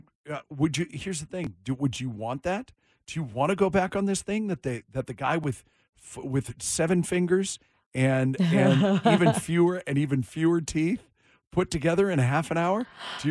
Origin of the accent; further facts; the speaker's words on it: Duvall, Washington, United States; now in Las Vegas, United States; Duval Days in my little town.